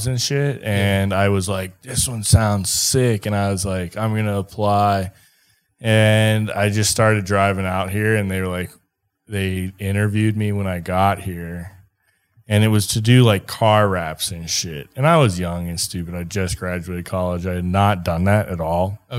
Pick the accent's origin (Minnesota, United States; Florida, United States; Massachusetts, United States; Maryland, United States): Minnesota, United States; born or raised there; moved away as an adult; also born or lived in Wyoming / Wisconsin; now in Colorado, United States